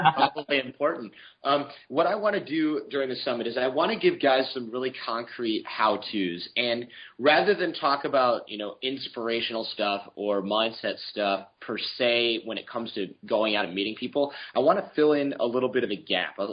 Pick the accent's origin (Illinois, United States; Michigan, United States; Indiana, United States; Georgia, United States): Michigan, United States; also born or lived in New York; now in California, United States; I was born in Michigan, which is cold and snowy, and then I lived in New York